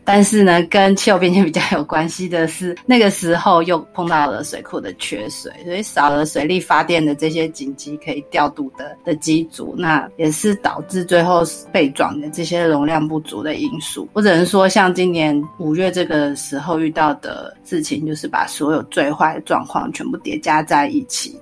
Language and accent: Chinese; Taiwan; 我们台湾这边